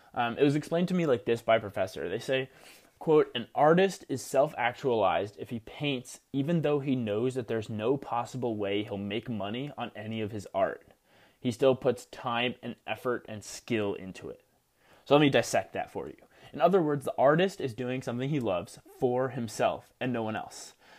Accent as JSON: {"language": "English", "region": "New Jersey", "country": "United States", "tie": "born or raised there", "said": "Rutgers University in my home state of New Jersey"}